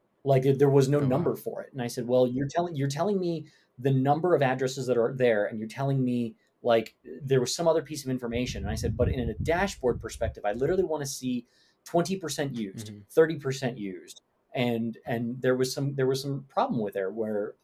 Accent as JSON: {"language": "English", "region": "New York", "country": "United States", "said": "I'm from New York. I have a lot of mannerisms and a lot of tones that don't translate well in text."}